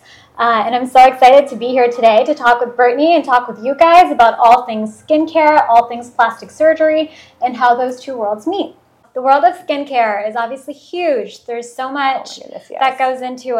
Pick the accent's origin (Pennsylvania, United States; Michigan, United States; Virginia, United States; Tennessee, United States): Michigan, United States; English is a second language; moved away as an adult; also born or lived in India / Chicago / Albany, New York / California; now in Tampa, United States; I grew up in Michigan